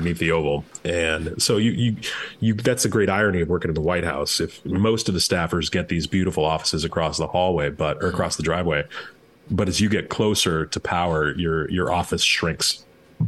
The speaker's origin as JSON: {"language": "English", "town": "Chicago", "region": "Illinois", "country": "United States", "said": "I'm a Chicagoan"}